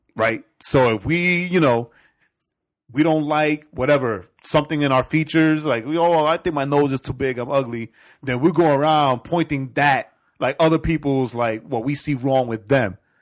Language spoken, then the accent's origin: English; New York City, New York, United States; I grew up in Edgemere